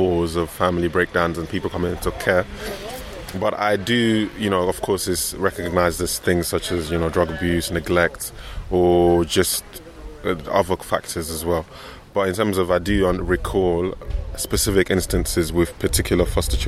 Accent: London, United Kingdom; I was raised in this in London

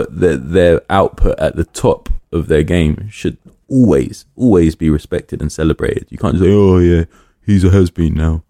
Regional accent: London, United Kingdom; I grew up in Willesden

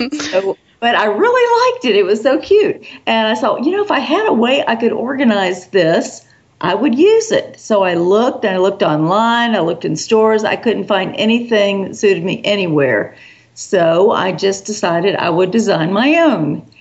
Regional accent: South Carolina, United States; also born or lived in New York City; I was born in New York City, but my mother was a Southern girl and did not think that was a proper place to raise her daughter. So, so we soon moved back down to the South, and I've been in the South ever since um, in South Carolina

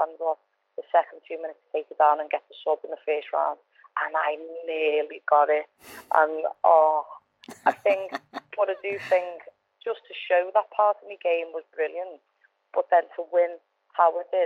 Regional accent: Liverpool, North West England, United Kingdom; I'm from Norris Green, I'm from a tough area, and I'm a tough cat

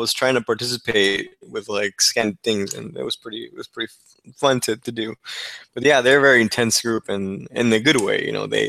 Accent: Texas, United States; I was able to agree to work from my hometown here in Texas

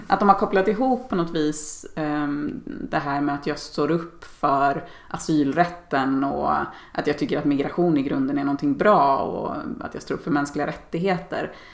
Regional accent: Dalarna County, Sweden; Jag är uppväxt i Dalarna och, och bor där igen på min barndomsö.

